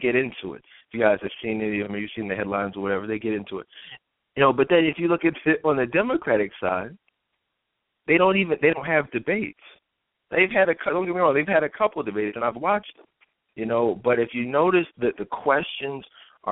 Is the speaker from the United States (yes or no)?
yes; United States; I'm an American, I'm an African American